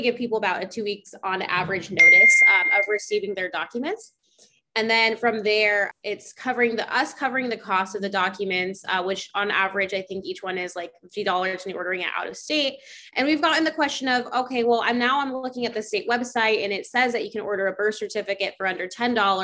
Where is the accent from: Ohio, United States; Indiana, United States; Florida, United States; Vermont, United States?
Florida, United States; Orlando; I'm from Orlando